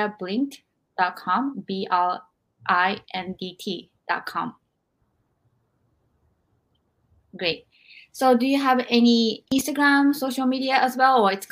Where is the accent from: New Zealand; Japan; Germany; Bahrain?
Japan; moved away; growing up in Japan.